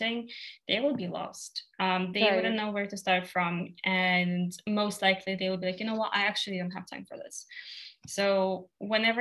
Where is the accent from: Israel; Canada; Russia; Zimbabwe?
Russia; I'm from Russia